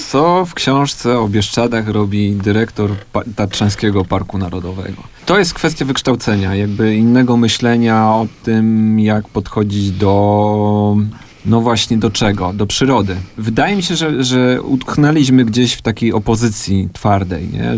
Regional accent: Andrychów, Lesser Poland, Poland; wychowałem się w Andrychowie

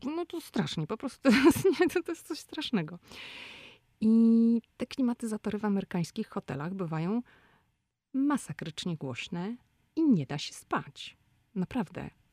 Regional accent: Poland; moved away as an adult; now in Washington, United States; Mój mąż i ja no, urodziliśmy się w Polsce. W Polsce chodziliśmy do szkół, w Polsce kończyliśmy studia

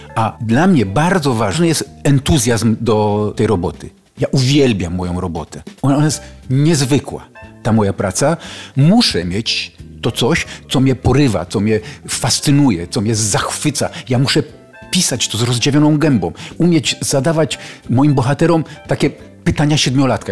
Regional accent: Sochaczew, Masovian Voivodeship, Poland; jestem z Sochaczewa

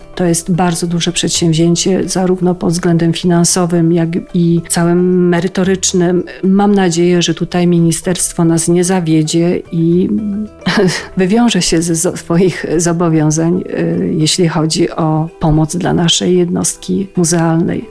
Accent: Żywiec Beskids, Silesian Voivodeship, Poland; u nas w Beskidzie Żywieckim

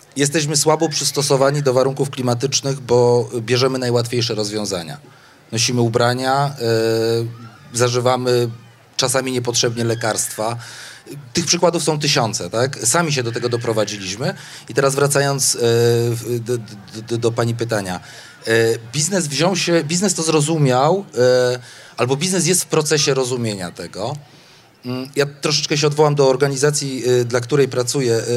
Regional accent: Kraków, Lesser Poland, Poland; Jestem stąd, żyję tu 40 lat

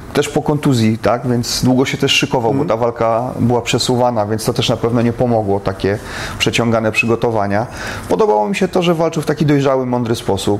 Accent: Poland; my z Polski

